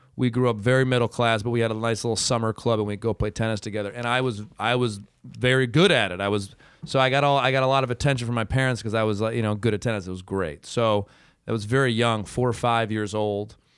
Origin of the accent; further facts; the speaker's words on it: Ann Arbor, Michigan, United States; moved away; I was from Ann Arbor